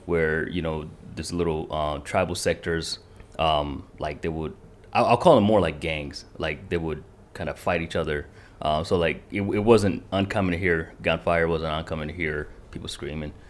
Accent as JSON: {"language": "English", "region": "Kentucky", "country": "United States", "tie": "born or raised there", "also_born_or_lived": "Rwanda", "first_language": "Kinyarwanda", "second_language": "English"}